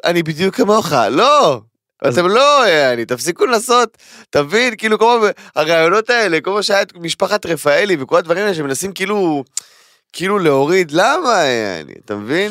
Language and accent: Hebrew; Tel Aviv, Tel Aviv District, Israel; אני תל אביבי מטונף